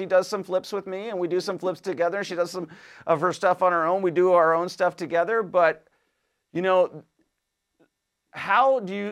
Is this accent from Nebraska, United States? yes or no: no; Washington, United States; moved away; I'm from Washington State originally